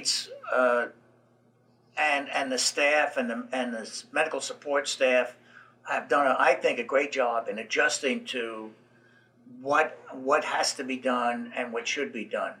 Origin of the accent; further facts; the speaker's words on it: New York, United States; moved away; I grew up in New York where you don't stop at stop signs